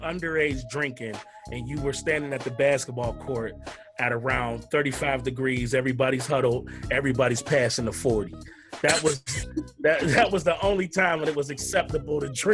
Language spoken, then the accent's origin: English; Pittsburgh, Pennsylvania, United States; I'm from Pittsburgh.